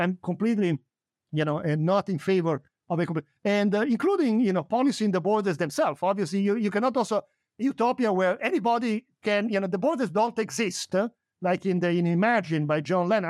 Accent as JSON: {"language": "English", "country": "Italy", "tie": "born or raised there", "moved": "yes", "lives_now": "United States", "said": "I'm an immigrant. I was born in Italy. I moved to the United States."}